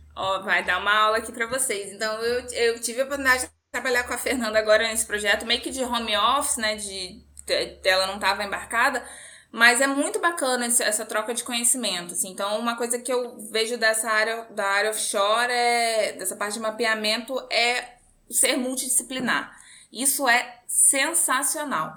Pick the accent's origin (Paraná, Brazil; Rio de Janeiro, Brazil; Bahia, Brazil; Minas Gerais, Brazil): Rio de Janeiro, Brazil; Macaé; also born or lived in Seropédica; eu nasci em Macaé, que é a cidade do petróleo, toda essa coisa lá. Eu cresci, assim, até a minha oitava série envolta nessa história toda de Petrobras